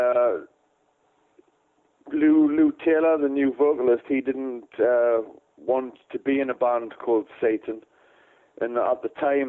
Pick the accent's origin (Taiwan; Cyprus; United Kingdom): United Kingdom; Newcastle upon Tyne, North East England; we come from Newcastle, which is in the north of England